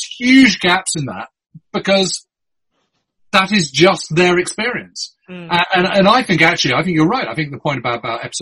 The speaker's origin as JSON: {"language": "English", "country": "United Kingdom", "said": "as a Brit"}